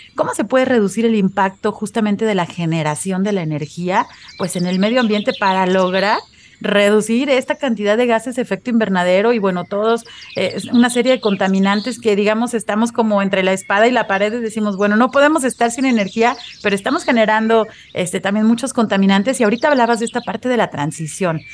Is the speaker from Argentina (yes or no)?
no; Mexico